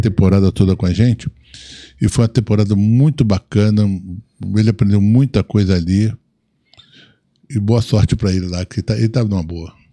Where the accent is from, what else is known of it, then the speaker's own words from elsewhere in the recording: Rio de Janeiro, Brazil; Eu sou um cara suburbano, nasci em Olaria, nasci em Olinda